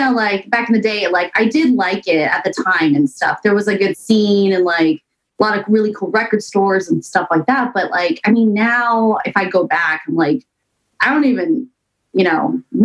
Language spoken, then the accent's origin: English; Seattle, Washington, United States; now in New York, United States; So I'm from Seattle. I grew up in a small suburb off of Seattle, like maybe 40 minutes away. I think it's more closer to Tacoma. So yeah, so I'm not from New York.